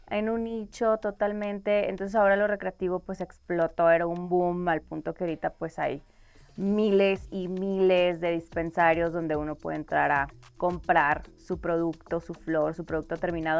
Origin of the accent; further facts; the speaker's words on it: Mexico; moved away as an adult; also born or lived in Colorado, United States; un día sé que voy a regresar a México y quiero ser parte de este movimiento y que ojalá se legalice también en mi país